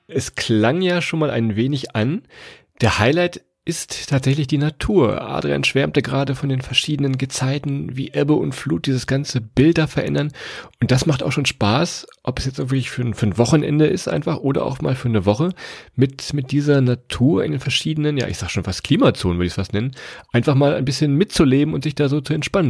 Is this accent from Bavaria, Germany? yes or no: no; Lower Saxony, Germany; wir kommen ja aus Niedersachsen